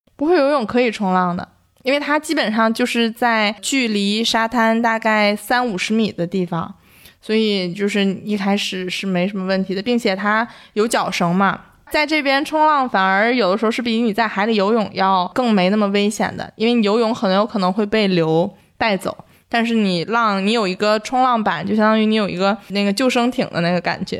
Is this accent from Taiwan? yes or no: no; Northeast China, China; also born or lived in Beijing; now in Sanya, China; 因为我是一个东北人嘛